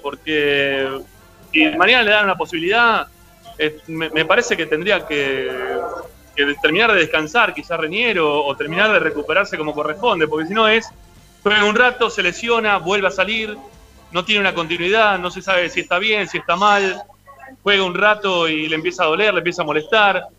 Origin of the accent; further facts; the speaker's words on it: Monte Grande, Buenos Aires Province, Argentina; yo soy de Monte Grande